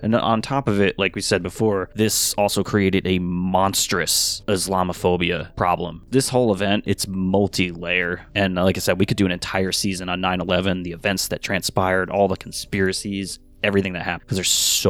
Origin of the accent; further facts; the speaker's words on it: New York, United States; you're not used to earthquakes being a New Yorker